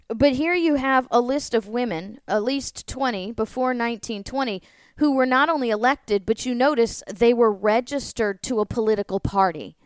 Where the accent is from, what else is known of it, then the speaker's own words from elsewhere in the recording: St. Louis, Missouri, United States; I grew up in St. Louis